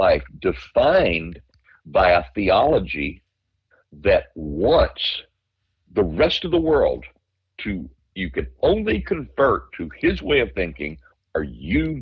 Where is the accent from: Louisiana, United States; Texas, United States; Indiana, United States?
Louisiana, United States; growing up in Louisiana